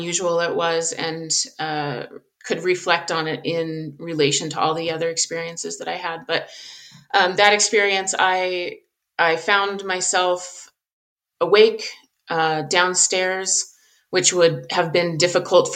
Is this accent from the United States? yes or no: yes; Southern Colorado, United States; I grew up in Southern Colorado. I live in Colorado now.